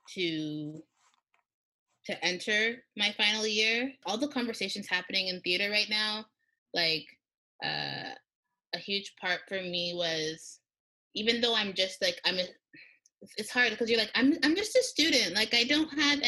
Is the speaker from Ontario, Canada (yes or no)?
yes; Toronto, Ontario, Canada; moved away as an adult; now in Montreal, Canada; I grew up in Toronto